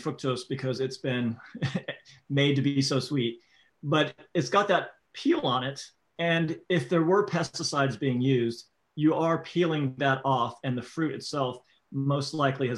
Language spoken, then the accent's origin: English; Florida, United States; I grew up in Florida